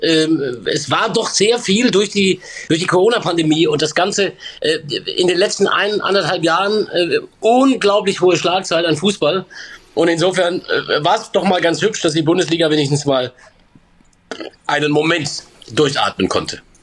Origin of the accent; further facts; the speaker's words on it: Stuttgart area, Baden-Württemberg, Germany; ich komme ja aus der Ecke